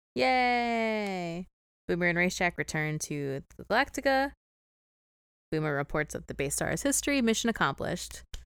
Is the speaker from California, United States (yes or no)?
no; St. Louis, Missouri, United States; I am from Saint Louis.